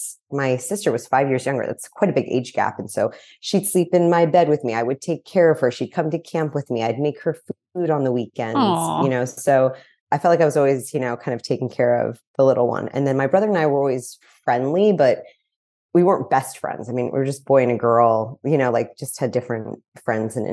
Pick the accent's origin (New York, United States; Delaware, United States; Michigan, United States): New York, United States; New York City; moved away as an adult; also born or lived in Los Angeles; now in Malibu, United States; So I grew up in New York City. I know there's not many of us, but I grew up on the Upper West Side in New York City